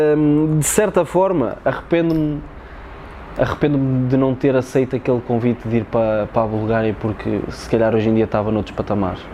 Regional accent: Tondela, Centro, Portugal; lá na minha zona em Tondela

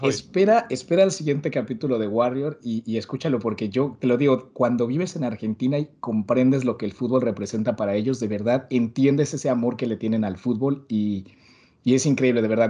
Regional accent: Mexico; moved away; also born or lived in Madrid, Spain

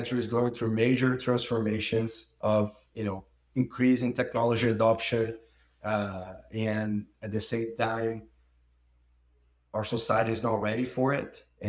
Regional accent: Brazil; moved away as an adult; also born or lived in United States; So I lived in the US for over 10 years, moved back to Brazil, my home country, this year

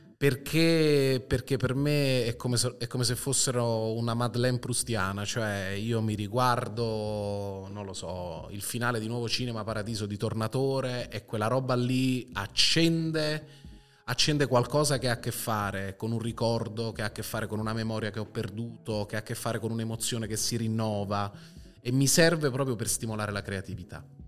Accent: Italy

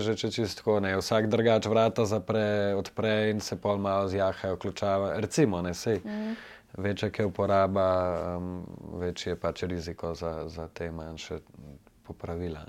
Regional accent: Ljubljana, Slovenia; sem tleh iz Ljubljana

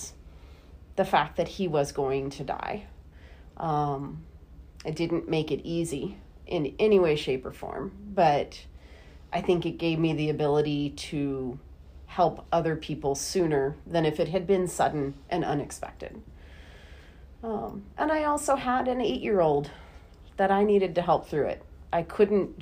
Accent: Florida, United States; now in Saskatoon, Canada; something makes me slightly different than most folks here in Saskatoon is that I'm originally from Florida

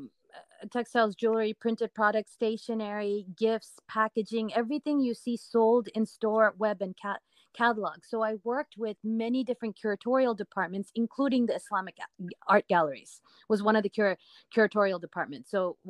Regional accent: California, United States; moved away as an adult; now in New York, United States; growing up in California

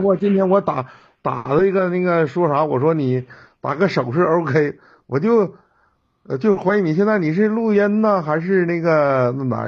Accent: Jinzhou, Liaoning, China; 我从小是在锦州长大的啊，在劳保小学哎后边的那个劳保小学，辽宁安一纪念馆，劳保小学那儿

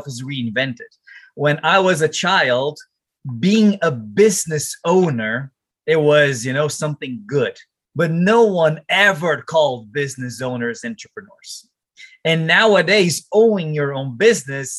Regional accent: Brazil; my hometown there in Brazil

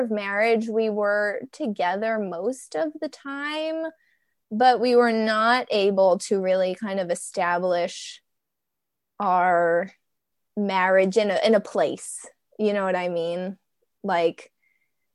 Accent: New Jersey, United States; moved away; I am from New Jersey. I was in New Jersey. I would never plan on leaving New Jersey

